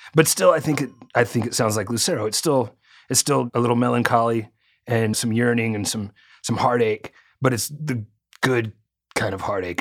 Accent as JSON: {"language": "English", "region": "Arkansas", "country": "United States", "tie": "born or raised there", "said": "I was growing up in Arkansas"}